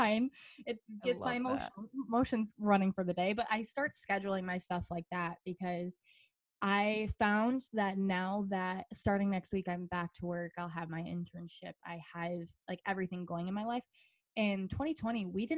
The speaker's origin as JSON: {"language": "English", "region": "Michigan", "country": "United States", "tie": "born or raised there", "said": "I'm a bartender here at a restaurant in my hometown"}